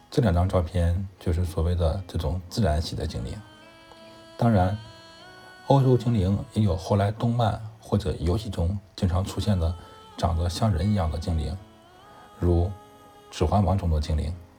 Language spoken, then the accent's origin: Chinese; China; 我们中国人